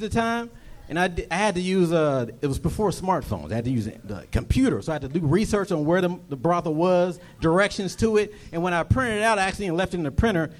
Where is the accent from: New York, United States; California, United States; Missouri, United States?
California, United States; Fairfield; Bay Area, Fairfield, California.